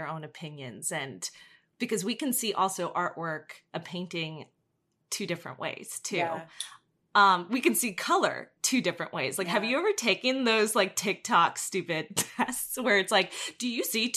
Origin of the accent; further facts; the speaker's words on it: New Jersey, United States; I'm from Jersey